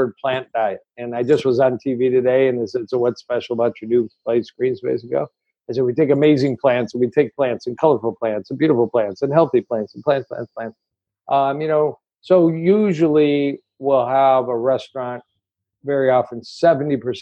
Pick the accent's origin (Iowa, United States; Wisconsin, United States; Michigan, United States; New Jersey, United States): Michigan, United States; Detroit; I want to be in Detroit. It's my hometown